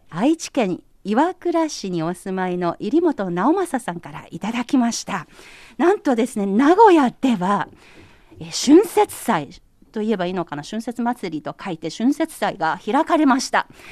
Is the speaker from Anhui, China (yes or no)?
yes; Anhui, China; now in Beijing, China; 中国安徽省私のふるさと